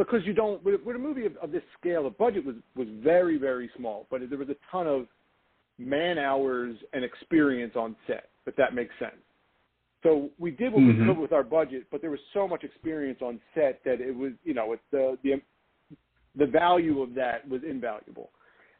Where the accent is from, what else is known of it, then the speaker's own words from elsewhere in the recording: Philadelphia, Pennsylvania, United States; I grew up I grew up in South Philadelphia in an Italian American neighborhood